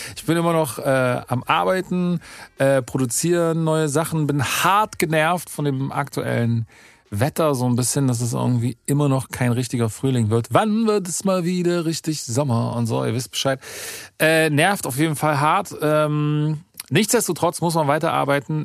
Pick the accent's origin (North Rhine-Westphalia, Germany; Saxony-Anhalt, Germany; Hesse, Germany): Saxony-Anhalt, Germany; Halle; bei uns in, in, in Halle